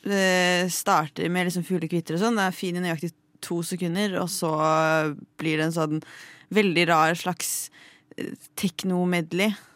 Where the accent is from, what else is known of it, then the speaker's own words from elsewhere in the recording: Lillehammer, Innlandet, Norway; jeg er jo fra Lillehammer